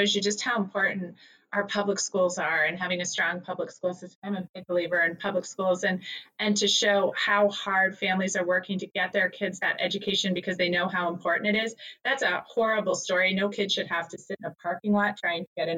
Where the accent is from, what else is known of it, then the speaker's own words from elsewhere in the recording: Northern New Jersey, United States; I'm from Northern New Jersey